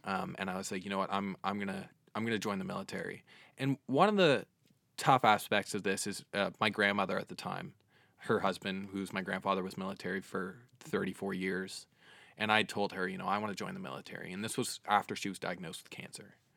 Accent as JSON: {"language": "English", "town": "Dartmouth", "region": "Nova Scotia", "country": "Canada", "tie": "born or raised there", "also_born_or_lived": "Halifax / Quebec", "said": "I'm originally from Dartmouth. I've lived in the same house for the past twenty-one years."}